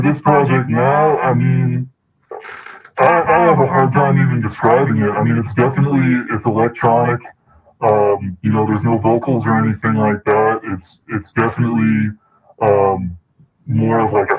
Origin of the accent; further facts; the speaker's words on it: East Coast, New York area, United States; now in Oakland, United States; originally I'm from the East Coast, New York area. I've been out here in Oakland for a while now, so currently based out of Oakland